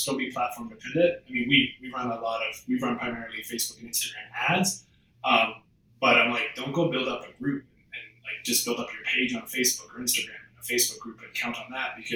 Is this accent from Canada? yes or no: yes; Canada; moved away as an adult; also born or lived in Australia; I'm from Canada